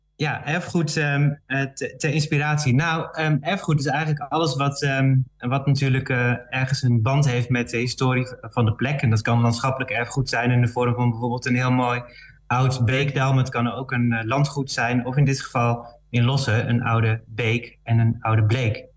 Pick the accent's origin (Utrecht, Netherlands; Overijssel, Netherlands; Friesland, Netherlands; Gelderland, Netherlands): Overijssel, Netherlands; Balkbrug; Ik ben geboren in, wel in, in Overijssel, maar in, de, in Balkbrug